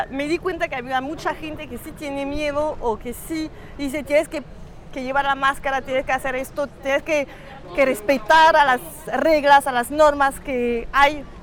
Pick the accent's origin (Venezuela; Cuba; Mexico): Cuba; Busco algo para entender la experiencia de mi niñez con mi mamá en Cuba, pero no quiero ir a Cuba porque es más fácil.